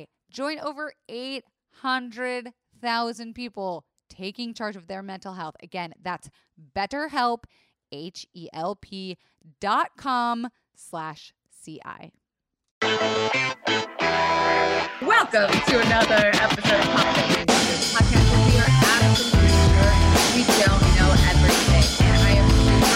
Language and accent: English; Florida, United States; I am from Florida, where it is the strip club capital of the country